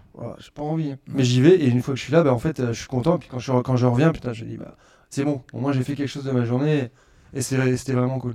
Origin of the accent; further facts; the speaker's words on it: Orléans, Centre-Val de Loire, France; je suis d'Orléans